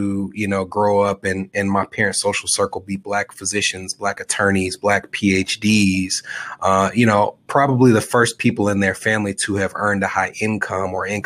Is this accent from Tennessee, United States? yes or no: yes; Nashville, Tennessee, United States; I was born and raised in Nashville